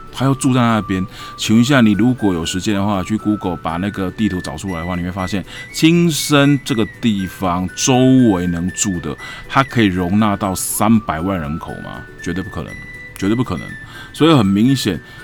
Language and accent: Chinese; Taiwan; 我食台湾米，啉台湾水。OK， 我是台湾人